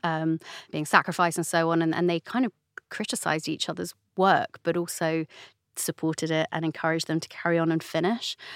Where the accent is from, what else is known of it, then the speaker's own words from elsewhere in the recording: London, United Kingdom; I grew up in the London borough of Camden